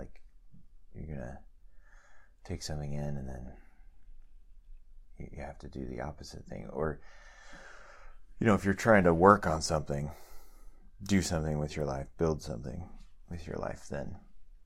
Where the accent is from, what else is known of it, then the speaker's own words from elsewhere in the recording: United States; we are American and human